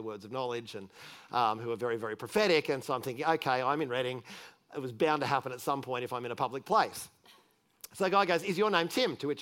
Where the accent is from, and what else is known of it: Australia; moved away